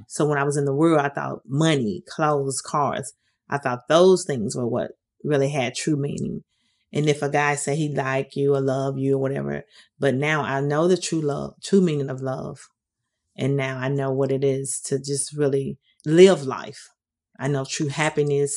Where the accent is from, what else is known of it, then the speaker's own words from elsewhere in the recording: Detroit, Michigan, United States; moved away as an adult; now in Nashville, United States; I'm originally from Detroit, Michigan. I've been in the Nashville area for about 30 something years